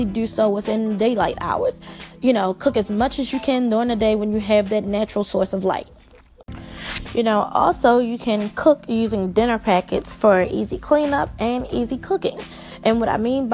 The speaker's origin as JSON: {"language": "English", "region": "Maryland", "country": "United States", "tie": "born or raised there", "said": "I'm from Maryland"}